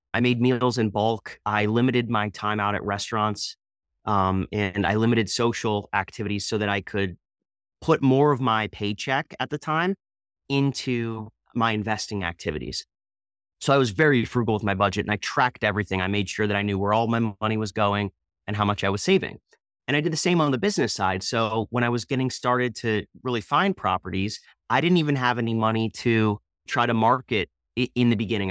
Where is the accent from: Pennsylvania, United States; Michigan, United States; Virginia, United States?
Pennsylvania, United States; Easton; I'm from the Easton, Pennsylvania area